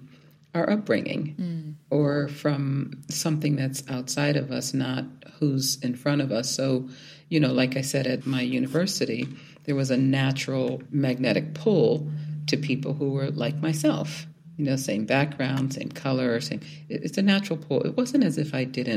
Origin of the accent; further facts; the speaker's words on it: Philadelphia, Pennsylvania, United States; moved away as an adult; also born or lived in Indianapolis; I grew up in South Philadelphia, the youngest of seven children